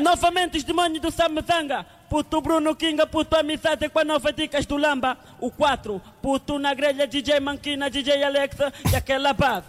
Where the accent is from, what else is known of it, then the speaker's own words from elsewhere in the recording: Sambizanga, Luanda Province, Angola; eu sou de Samizang